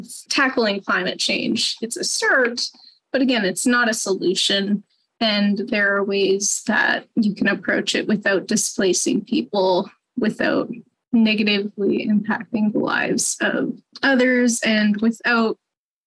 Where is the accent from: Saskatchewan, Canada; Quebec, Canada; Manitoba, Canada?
Manitoba, Canada; Winnipeg; I grew up in South Osborne